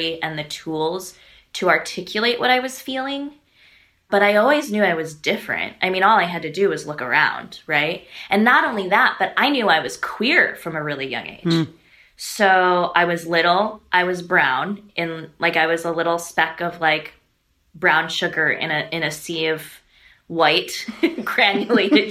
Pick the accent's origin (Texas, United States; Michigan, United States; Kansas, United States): Michigan, United States; Detroit; I grew up in Metro Detroit